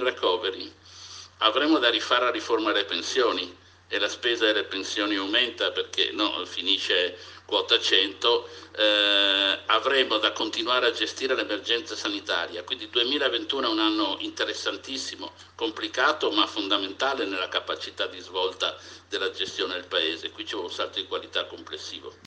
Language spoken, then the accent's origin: Italian; Venice, Veneto, Italy; io da veneziano